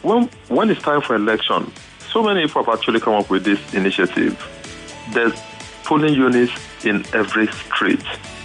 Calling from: Amuwo-Odofin, Lagos, Nigeria; I'm calling from Amuwa-Dofin.

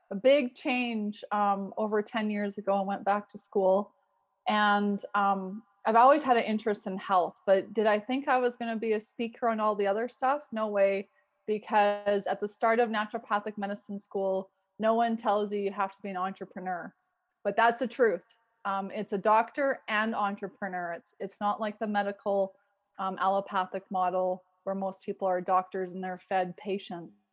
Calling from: Calgary, Alberta, Canada; Yeah, I am called in from Calgary, Alberta, Canada. So it's in Western Canada.

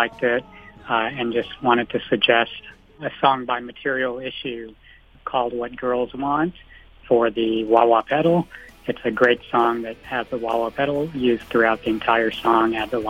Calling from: Houston, Texas, United States; I'm calling from Houston, Texas.

